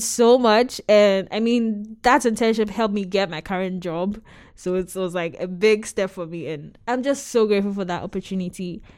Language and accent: English; Ghana; moved away; I was born and raised in Ghana